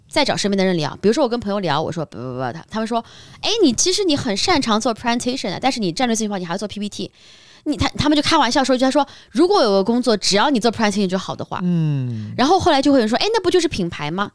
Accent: Shanghai, China; 像我是在上海长大的

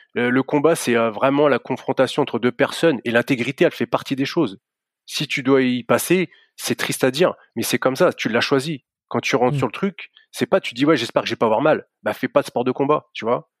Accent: Reims, Grand Est, France; je suis de Reims, alors c'est à une heure et demie au-dessus de Paris, c'est à Champagne-Ardenne

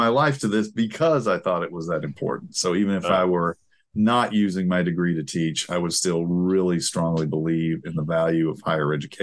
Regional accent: Appalachia, Eastern Kentucky, United States; moved away as an adult; also born or lived in Texas; now in Portland, United States; I'm from Eastern Kentucky, Appalachia.

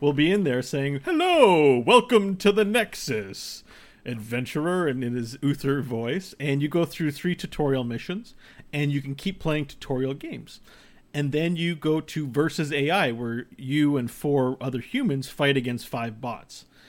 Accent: Canada; we're Canadian

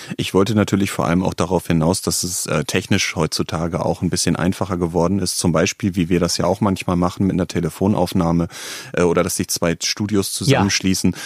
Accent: Northern Germany, Germany; ich komme aus Norddeutschland

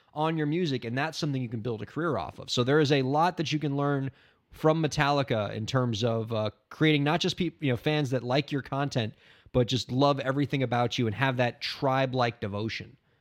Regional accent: Miami, Florida, United States; growing up in Miami

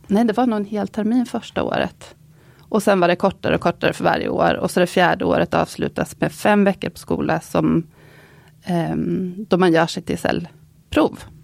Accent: Linköping, Östergötland, Sweden; jag kommer från Linköping som är en universitetsstad där det var helt andra karriärer som liksom hägrade för många

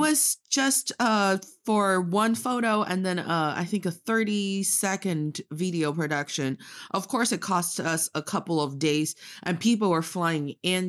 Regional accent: Northeast China, China; now in Beijing, China; I am from the northeast part of China, proudly representing Dongbae

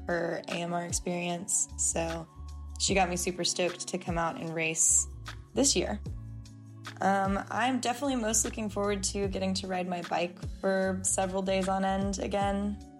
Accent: Bedford, Texas, United States; now in Austin, United States; I am originally from Bedford, Texas, and I've been living in Austin for about 8 years now.

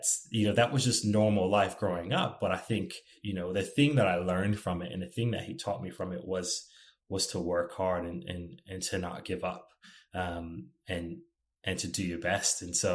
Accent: East Coast, United States; So whenever people ask me, where are you from? I have a really hard time answering the question. I can tell you where my parents live today. I can tell you where I lived, but where am I from? Probably the best answer would be the East Coast of the United States.

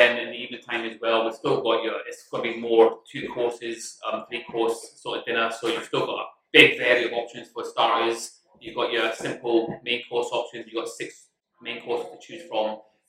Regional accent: Scotland, United Kingdom; However, we are Scottish and proud as well

